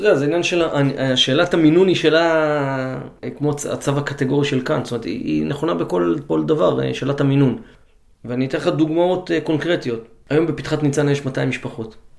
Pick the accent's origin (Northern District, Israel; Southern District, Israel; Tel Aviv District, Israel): Northern District, Israel; Karmiel; now in Ramat Negev, Israel; גדלנו כולנו בחוגי סיירות בכרמיאל